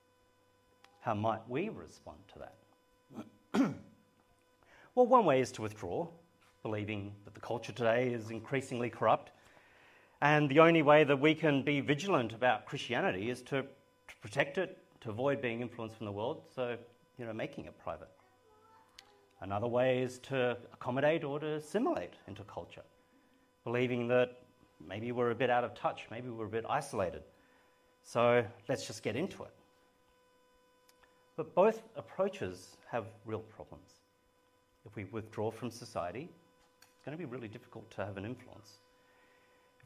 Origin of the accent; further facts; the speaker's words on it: Sydney, New South Wales, Australia; moved away as an adult; also born or lived in Perth; I left the family home in Sydney, got on a plane and went to Perth